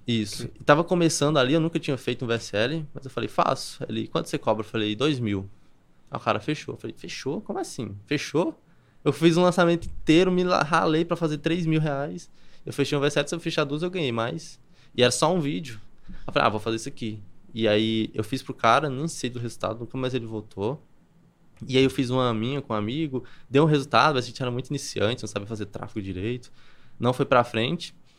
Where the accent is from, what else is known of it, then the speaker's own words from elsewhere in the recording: Campina Grande, Paraíba, Brazil; moved away as an adult; also born or lived in Alphaville; Eu sou de Campina Grande, na Paraíba